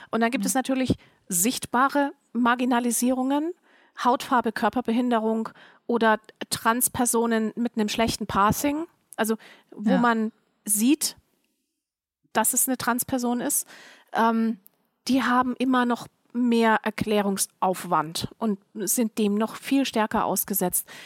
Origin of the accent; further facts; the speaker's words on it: Germany; born there; nein, meine Frau, nein, ich bin in Deutschland geboren. Ja, meine Eltern auch.